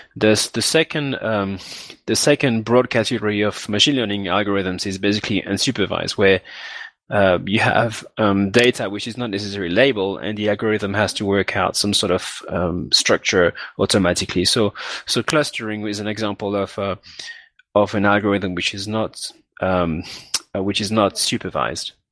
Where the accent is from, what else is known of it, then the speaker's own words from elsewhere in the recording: Martinique; moved away as an adult; also born or lived in Guadeloupe / France / Bristol, United Kingdom; I grew up in Martinique, which is another island where they speak French, which is also in the Caribbean. And I stayed there till, till I was 18.